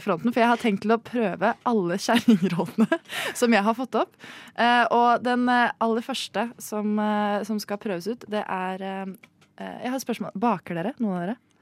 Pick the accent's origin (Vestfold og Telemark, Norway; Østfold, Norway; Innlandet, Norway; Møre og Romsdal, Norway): Vestfold og Telemark, Norway; Rjukan; Vel, jeg er fra uh, i midten av Norge. Jeg er fra Tinn. Rjukan